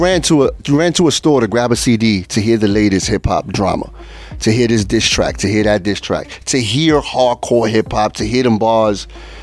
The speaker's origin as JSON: {"language": "English", "town": "New York City", "region": "New York", "country": "United States", "tie": "born or raised there", "first_language": "Spanish", "second_language": "English", "said": "Born here in the Bronx. Well, in the Bronx."}